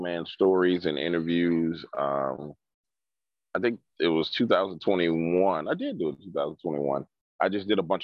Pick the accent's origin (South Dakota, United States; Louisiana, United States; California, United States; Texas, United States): Louisiana, United States; New Orleans; I grew up in New Orleans